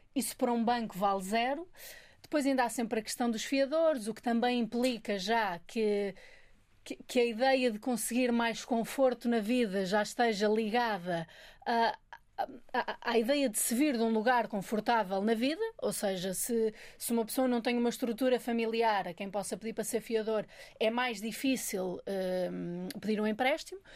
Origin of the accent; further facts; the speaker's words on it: Minho, Norte, Portugal; now in Lisbon, Portugal; eu sou do Minho, quando vim morar para Lisboa